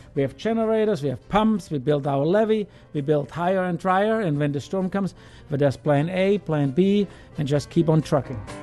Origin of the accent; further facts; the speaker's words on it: Germany; now in Louisiana, United States; me being German